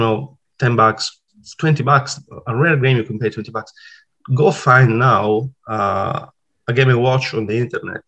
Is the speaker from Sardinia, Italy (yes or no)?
yes; Sardinia, Italy; accent: Italian; English is a second language; moved away as an adult; now in Sydney, Australia; I am Italian, as you can tell by, from my accent. Uh, so I was born in Italy and then I moved to, to Australia in uh, 2014. Uh, I was 40 at the time. I'm 47 now, and I still live in Sydney. I come from a beautiful place called Sardinia.